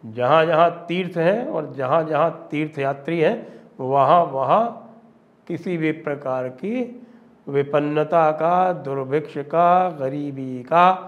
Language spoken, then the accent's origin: Hindi; Ayodhya, Uttar Pradesh, India; अयोध्या में मैं पला बढ़ा भी हूँ बचपन में मैं अयोध्या में रहा हूँ